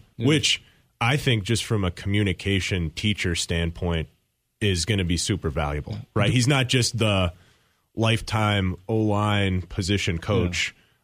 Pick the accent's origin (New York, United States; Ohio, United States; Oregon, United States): Ohio, United States; growing up in Ohio, going to summer camp